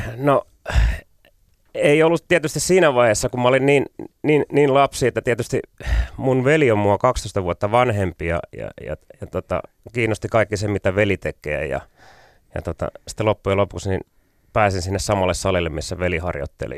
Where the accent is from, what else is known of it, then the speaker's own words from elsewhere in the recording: Pirkanmaa, Finland; mä oon maalta kotoisin